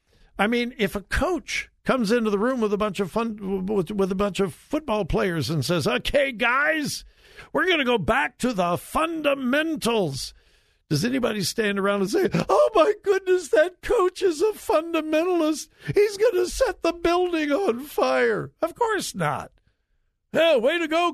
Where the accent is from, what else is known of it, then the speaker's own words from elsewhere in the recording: Southern California, United States; also born or lived in Lynwood, California; I grew up in Southern California, wonderful Christian parents, grew up in a solid Bible-believing church